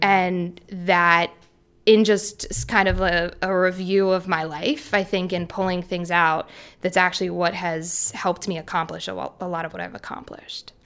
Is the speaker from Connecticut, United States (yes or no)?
no; Philadelphia, Pennsylvania, United States; I was born in Philly. I am Philly by blood.